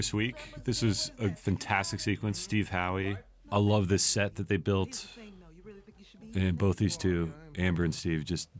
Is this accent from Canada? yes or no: yes; Montreal, Quebec, Canada; born or raised there